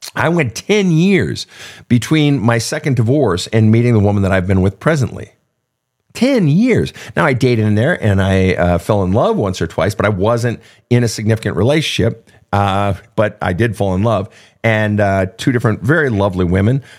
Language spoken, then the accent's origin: English; Minnesota, United States; I grew up in Minnesota